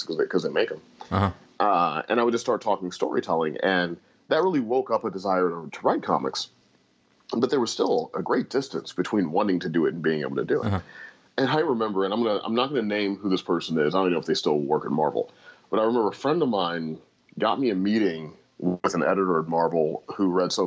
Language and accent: English; St. Louis, Missouri, United States; moved away; growing up in St. Louis, Missouri, as I did